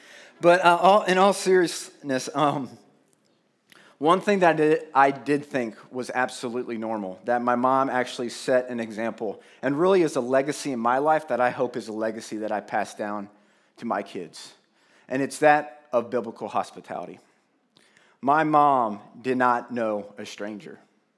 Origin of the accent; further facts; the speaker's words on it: Plain City, United States; we grew up in Plain City, representing, right, Brandon? Yes. So we lived in the country, and we literally went to a neighbor to go to the farm to literally pick up our milk.